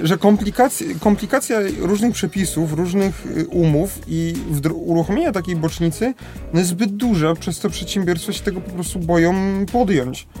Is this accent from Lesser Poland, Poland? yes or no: yes; Lesser Poland, Poland; u nas w Małopolsce